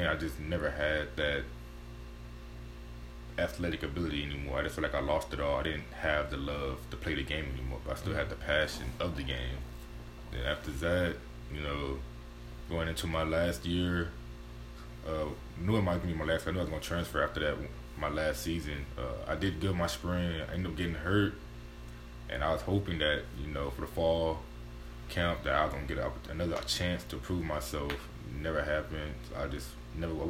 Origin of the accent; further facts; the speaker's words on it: Houston, Texas, United States; moved away as an adult; now in Weatherford, United States; my hometown, Houston